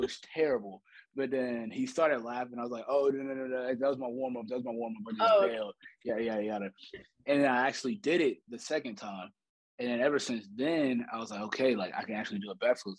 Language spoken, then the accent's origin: English; St. Louis, Missouri, United States; moved away as an adult; now in Alabama, United States; Born and raised in St. Louis, Missouri.